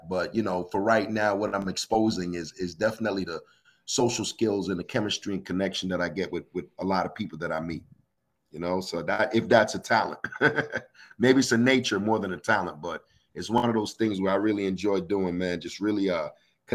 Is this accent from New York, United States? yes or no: yes; New York City, New York, United States; also born or lived in South Florida / Jamaica (ancestry); now in Houston, United States; I'm a Caribbean background. My family's Jamaican. I was raised in New York City and also lived in Florida, South Florida, and then relocated to Houston.